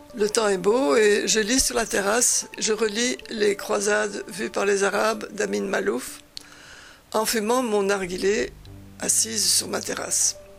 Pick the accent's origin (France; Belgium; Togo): Belgium; moved away; also born or lived in Spain; je viens de Belgique